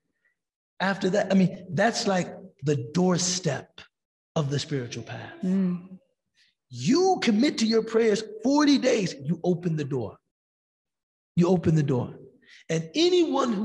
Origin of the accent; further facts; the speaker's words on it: United States; as American Muslims